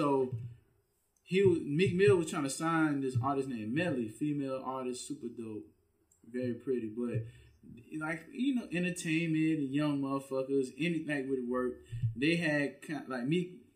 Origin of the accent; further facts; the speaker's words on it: Louisiana, United States; people that I grew up with in Louisiana